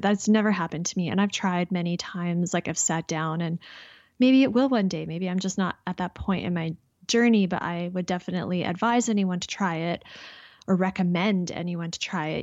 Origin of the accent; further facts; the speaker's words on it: Canada; I'm Canadian.